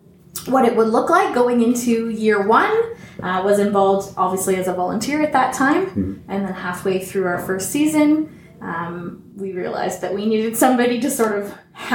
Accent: Tottenham, Ontario, Canada; also born or lived in Toronto / Alberta; now in Alliston, Canada; I was born in Toronto, but raised in Tottenham from the 3 months old on. My family planted roots there. We lived there my entire life. So I grew up in public school system in Tottenham and then came here to Banting.

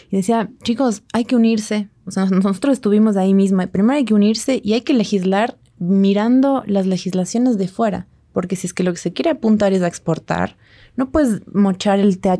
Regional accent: Ambato, Tungurahua, Ecuador; De Ambato.

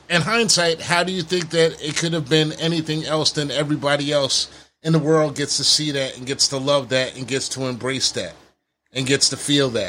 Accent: Detroit, Michigan, United States; I'm from Detroit, Michigan.

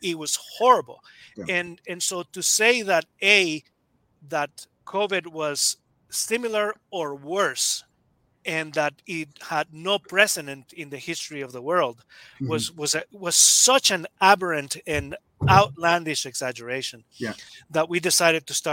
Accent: Nicaragua; also born or lived in Quebec, Canada; now in Alberta, Canada; I was born in Central America, in Nicaragua. I came to Canada as a political refugee. Originally, came to Quebec, and sometime after finishing my bachelor's, I came to Alberta.

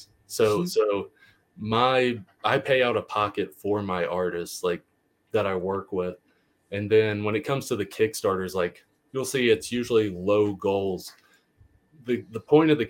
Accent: the South, United States; I grew up in the South, and the town that he depicts feels like a Southern town I grew up

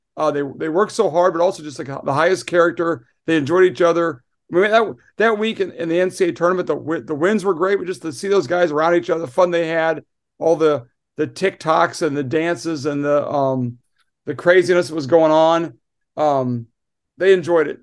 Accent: Iowa, United States; now in New York, United States; for the Midwest, I'm from Iowa

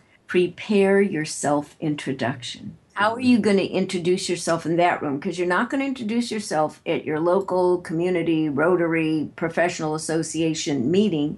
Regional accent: Chicago, Illinois, United States; moved away; I'm originally from Chicago

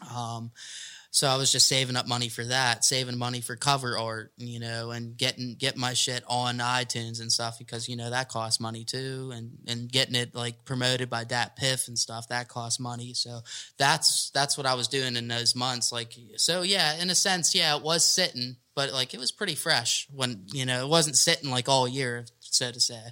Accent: McKeesport, Pennsylvania, United States; growing up in McKee Sport, you know, I mean, I'm growing up in the ghetto

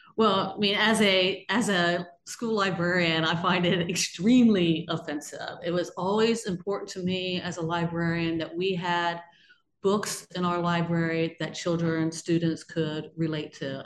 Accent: Georgetown, Ohio, United States; I'm actually from Brown County, Ohio, a small town called Georgetown in Brown County, Ohio, which is down almost on the Ohio River

